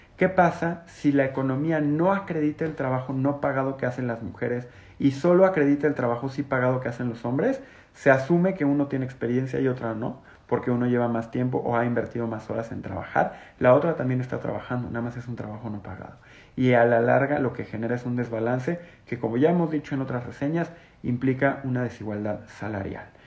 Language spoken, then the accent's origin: Spanish; Mexico